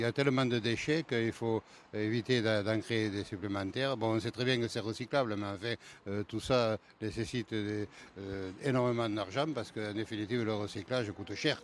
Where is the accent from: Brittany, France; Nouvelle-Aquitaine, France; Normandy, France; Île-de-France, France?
Nouvelle-Aquitaine, France; Nérac; Je ne hein, suis pas d'Agen, donc je suis de Nérac